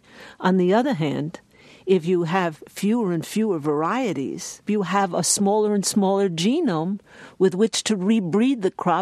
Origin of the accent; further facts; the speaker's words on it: New York, United States; The takeaway lesson for me, and I am an urban woman, I am a New Yorker